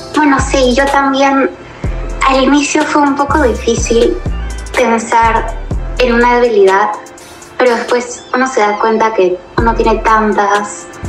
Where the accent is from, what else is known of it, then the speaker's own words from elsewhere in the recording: Lima, Peru; soy de Lima, Perú